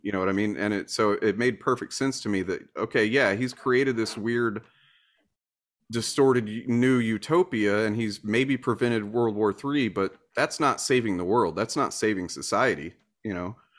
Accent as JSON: {"language": "English", "region": "Deep South", "country": "United States", "tie": "born or raised there", "said": "I was raised in the Deep South"}